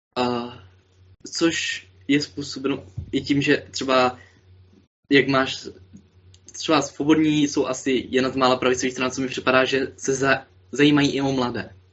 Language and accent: Czech; Moravian-Silesian Region, Czechia; jsem až z Moravskoslezského kraje